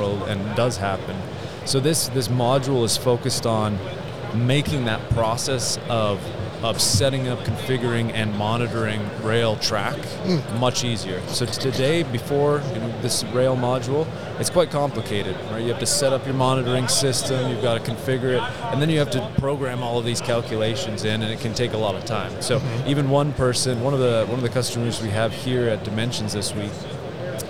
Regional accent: Canada; moved away as an adult; now in Westminster, Colorado, United States; I'm originally from Canada, so my career in surveying is in Western Canada

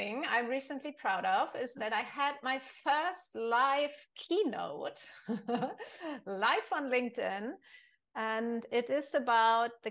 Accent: Germany; I'm from Germany

